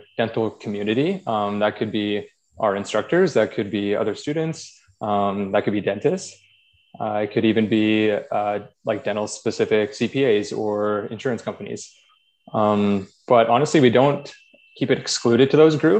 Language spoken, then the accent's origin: English; Drayton Valley, Alberta, Canada; moved away as an adult; also born or lived in Calgary; now in Edmonton, Canada; I grew up in Drayton Valley, which is a small town a little west of here